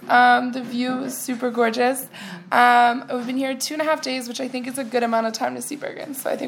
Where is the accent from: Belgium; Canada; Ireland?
Canada; moved away as an adult; now in Greifswald, Germany; And I'm from Canada.